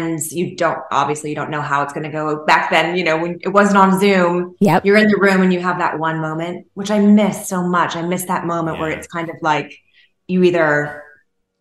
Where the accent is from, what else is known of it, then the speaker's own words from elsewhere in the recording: Los Angeles, California, United States; also born or lived in New York; I was from the Los Angeles area